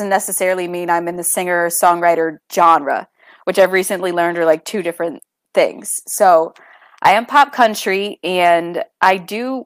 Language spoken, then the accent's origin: English; Pottstown, Pennsylvania, United States; first language English; I grew up in Pottstown, Pennsylvania in the United States